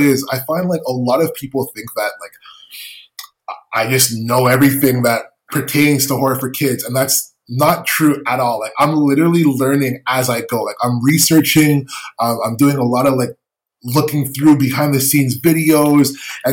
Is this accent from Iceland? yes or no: no; Canada; as a Canadian